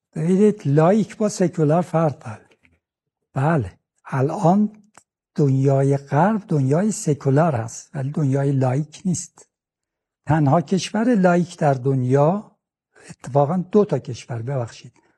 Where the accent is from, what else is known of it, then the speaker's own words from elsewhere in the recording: Iran; ما ایرانی هستیم من ایرانی هستم